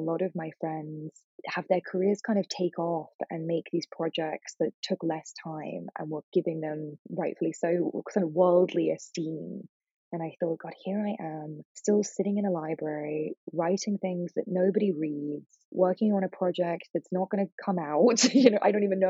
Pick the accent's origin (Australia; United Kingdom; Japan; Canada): United Kingdom; England; also born or lived in New York; now in Los Angeles, United States; I grew up in England, which is a very non-religious country now